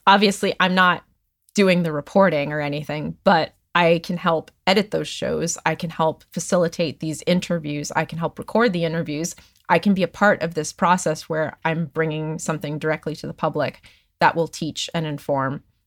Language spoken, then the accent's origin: English; Hellertown, Pennsylvania, United States; also born or lived in Chicago / Nashville; now in Los Angeles, United States; I grew up in Hellertown, Pennsylvania